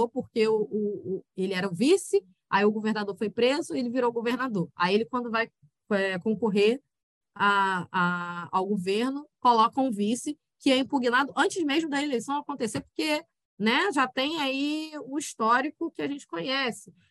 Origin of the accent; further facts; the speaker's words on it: Rio de Janeiro, Brazil; de Janeiro é uma instituição falida que tá foda de, de aguentar e de, de sustentar, né, em dizer que sou carioca.